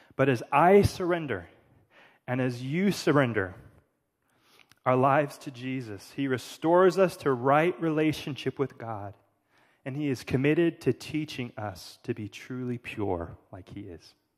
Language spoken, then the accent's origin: English; California, United States; I'm from California